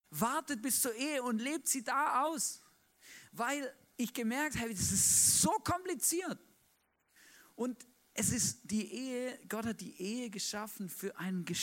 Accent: Baden-Württemberg, Germany; Ich bin mit einer Schweizerin verheiratet, ja? Ich bin Schwabe

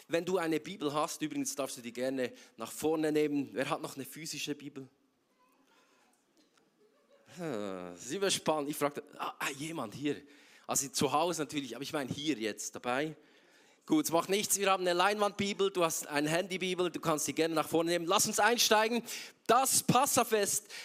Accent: Zurich, Switzerland; Nicht, weil ich so ein krasser Typ bin aus Zürich, sondern weil Gott so mega krass ist.

